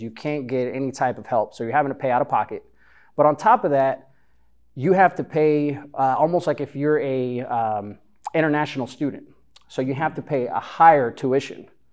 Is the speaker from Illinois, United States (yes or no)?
yes; Chicago, Illinois, United States; moved away as an adult; also born or lived in Honduras; now in Texas, United States; growing up in Chicago, there's a barbershop pretty much on every corner, at least where I lived